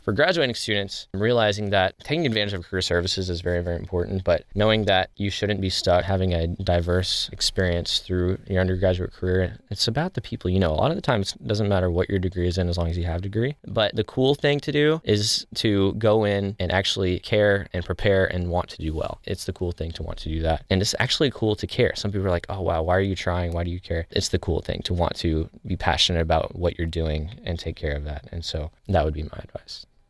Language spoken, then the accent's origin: English; Cape Girardeau, Missouri, United States; I'm from Cape Girardeau.